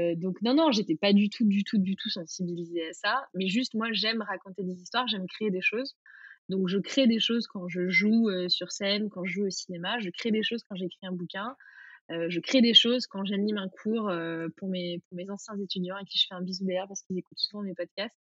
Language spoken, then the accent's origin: French; Vichy, Auvergne-Rhône-Alpes, France; moved away; also born or lived in United States; j'ai grandi à Vichy